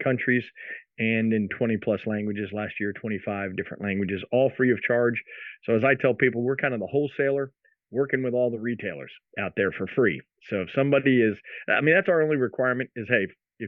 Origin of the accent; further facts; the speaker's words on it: New Jersey, United States; moved away as an adult; also born or lived in Philadelphia; grew up in South Jersey, graduated high school up there